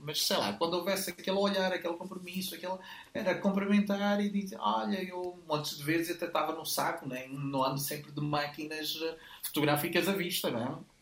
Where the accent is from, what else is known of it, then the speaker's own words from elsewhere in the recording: Mozambique; also born or lived in Lisbon, Portugal; now in Porto, Portugal; mas eu sou de Moçambique.